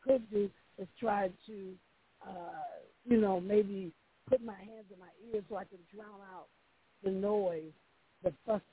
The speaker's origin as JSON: {"language": "English", "town": "Milwaukee", "region": "Wisconsin", "country": "United States", "tie": "born or raised there", "also_born_or_lived": "Mississippi", "moved": "yes", "lives_now": "Dallas, United States", "said": "I was actually born in Mississippi, but I grew up in Milwaukee, Wisconsin."}